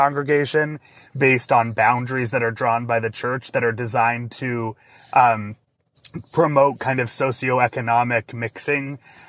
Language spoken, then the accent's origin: English; Massachusetts, United States; I grew up Mormon in Massachusetts, where there were very few Mormons.